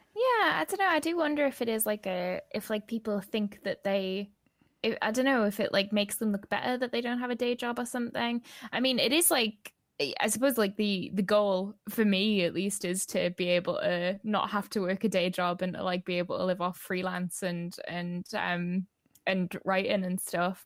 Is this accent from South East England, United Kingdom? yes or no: no; the Northeast, North East England, United Kingdom; I'm from the Northeast.